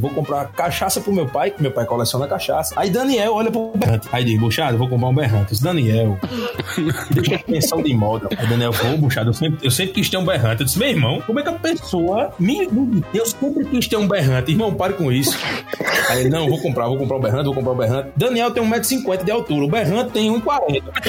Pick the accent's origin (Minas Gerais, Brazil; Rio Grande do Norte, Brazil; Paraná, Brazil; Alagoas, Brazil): Rio Grande do Norte, Brazil; Natal; nós somos do Nordeste